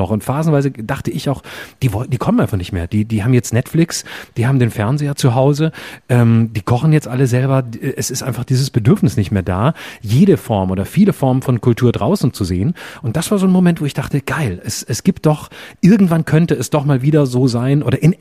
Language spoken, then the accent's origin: German; Lörrach, Baden-Württemberg, Germany; in meiner Heimatstadt Lörrach im Burghof